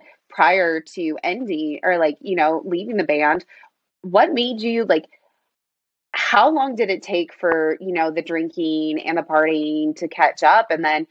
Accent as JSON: {"language": "English", "town": "Phoenix", "region": "Arizona", "country": "United States", "said": "I'm from Phoenix and Bill's from Phoenix. So Phoenix, Arizona."}